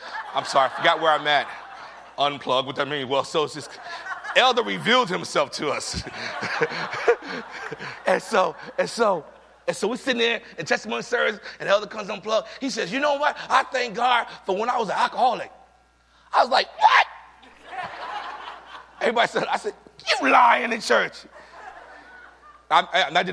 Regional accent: New York City, New York, United States; moved away; I'm from the Bronx. I'm from New York.

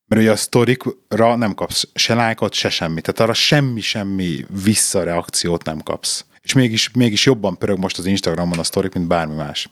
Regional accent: Hungary; now in England; itt vagyunk magyarként Angliában

